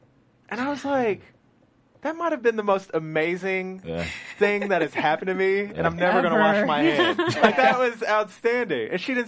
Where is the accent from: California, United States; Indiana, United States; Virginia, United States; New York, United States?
Indiana, United States; I mean, I'm from Indiana, so everybody right. loved his plays.